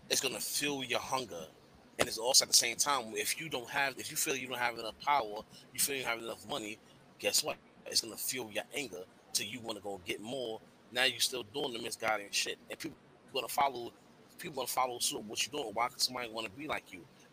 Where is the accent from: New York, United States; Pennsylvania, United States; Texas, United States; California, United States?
New York, United States; moved away; I was from New York